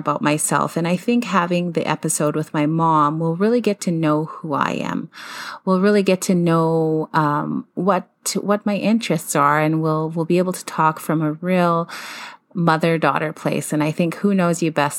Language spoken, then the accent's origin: English; Siksika Nation, Alberta, Canada; also born or lived in Calgary, Alberta; I spent most of my childhood in Siksika, even though I lived in a large urban city.